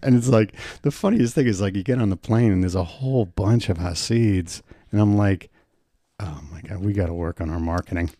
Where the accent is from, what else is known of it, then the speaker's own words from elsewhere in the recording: United States; I go, "New York, New Jersey."